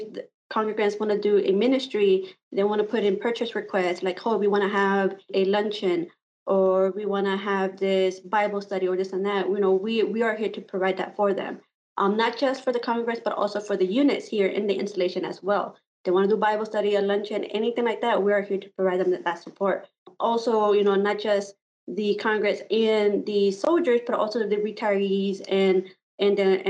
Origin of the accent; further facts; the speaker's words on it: Immokalee, Florida, United States; moved away as an adult; I am coming from a small town called Immokalee in Florida. It was about 45 minutes from Naples. A lot of people know Naples. My hometown is a small farming town